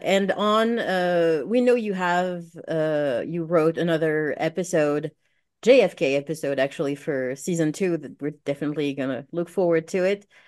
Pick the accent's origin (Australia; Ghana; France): France; moved away; I'm from France, so I didn't study most of American history.